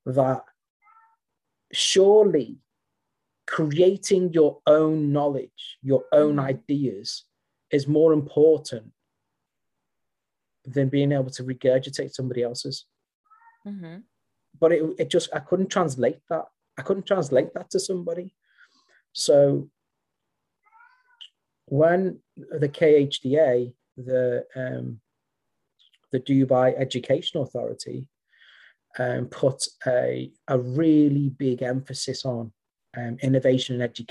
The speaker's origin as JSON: {"language": "English", "town": "Liverpool", "region": "North West England", "country": "United Kingdom", "tie": "born or raised there", "moved": "as an adult", "lives_now": "West Sussex, United Kingdom", "said": "I'm native from Merseyside"}